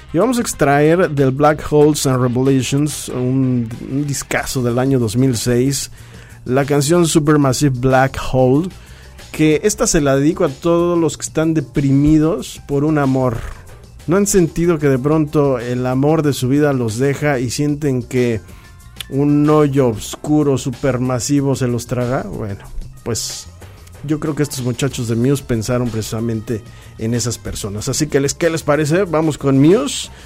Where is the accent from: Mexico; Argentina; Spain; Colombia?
Mexico; Somos mexicanos